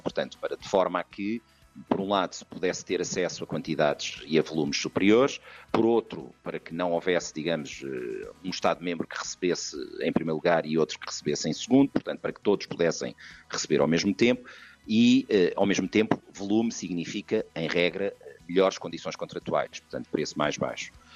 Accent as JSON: {"language": "Portuguese", "country": "Portugal", "moved": "yes", "lives_now": "Brussels, Belgium", "said": "somos portugueses"}